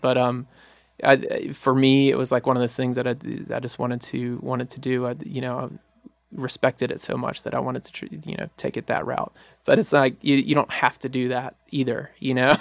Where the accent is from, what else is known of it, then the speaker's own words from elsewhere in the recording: Jackson, Mississippi, United States; I was born and raised in Jackson, Mississippi